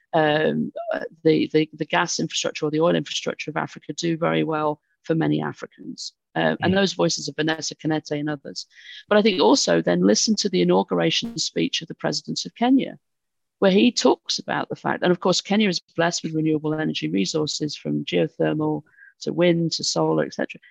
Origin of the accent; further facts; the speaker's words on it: United Kingdom; from my accent, I'm, I'm British